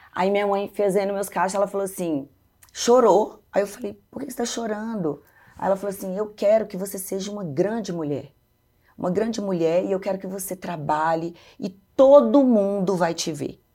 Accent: Belo Horizonte, Minas Gerais, Brazil; also born or lived in Governador Valadares, Minas Gerais; Aos três anos, meus pais foram para Belo Horizonte. E aí eu cresci em Belo Horizonte até então

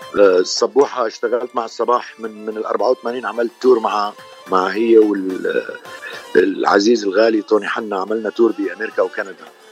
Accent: Damascus, Damascus Governorate, Syria; moved away as an adult; also born or lived in Cairo, Egypt; now in Los Angeles, United States; أنا من مواليد آه، مدينة دمشق من سوريا آه، صار لي بلوس أنجلوس تقريبا 41 سنه

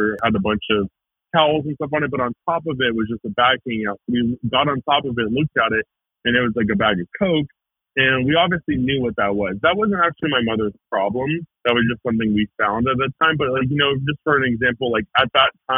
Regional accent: Marietta, Georgia, United States; I grew up in Marietta, Georgia. Like north of Atlanta

